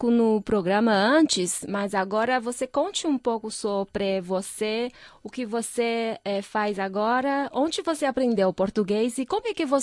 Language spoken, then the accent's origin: Portuguese; Brazil; also born or lived in São Paulo; Nasci no Brasil, meus pais vieram da China.